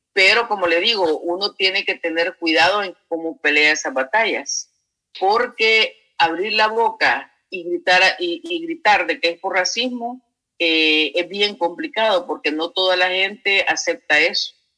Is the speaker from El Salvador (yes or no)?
yes; El Salvador; now in Athens, United States; como mujer latina, salvadoreña